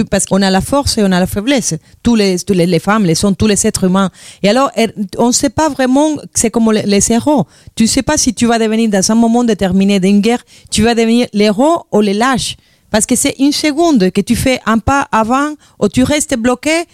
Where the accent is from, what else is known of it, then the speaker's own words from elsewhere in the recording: Havana, Cuba; French is a second language; moved away; je suis de la Havane, j'ai grandi là.